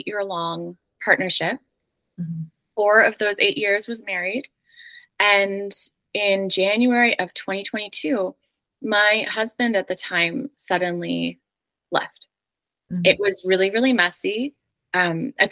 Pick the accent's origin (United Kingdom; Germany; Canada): Canada; moved away as an adult; also born or lived in New York City; I'm originally Canadian, and my husband is a dual citizen, American and Canadian